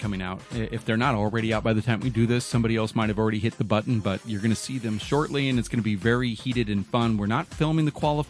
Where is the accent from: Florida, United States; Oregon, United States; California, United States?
Oregon, United States; I know him from the old days because I'm from Oregon.